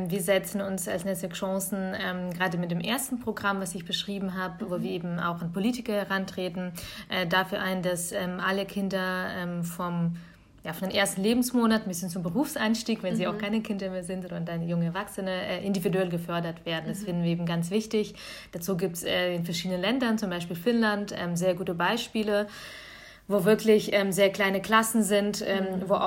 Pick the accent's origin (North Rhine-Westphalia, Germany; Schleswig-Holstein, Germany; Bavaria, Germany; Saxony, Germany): Bavaria, Germany; Das kommt meistens aus meinem Heimatbundesland äh, Bayern.